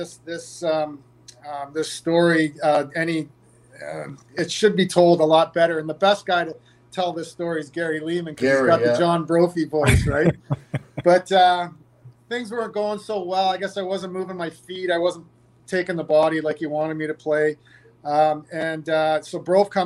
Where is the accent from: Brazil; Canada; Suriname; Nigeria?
Canada; Markham, Ontario; also born or lived in Toronto; my my hometown there in Markham